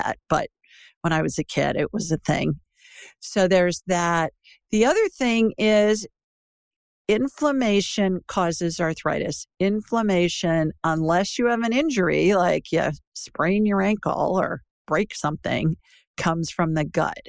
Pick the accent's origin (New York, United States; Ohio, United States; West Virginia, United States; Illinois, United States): Ohio, United States; Worthington; moved away; I grew up in Worthington Hills, you know, right down Olentangy River Road